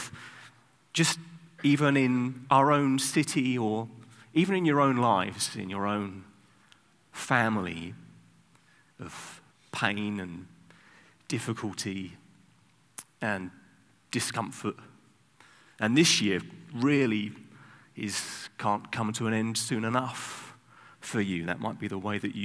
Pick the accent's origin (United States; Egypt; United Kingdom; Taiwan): United Kingdom; I'm British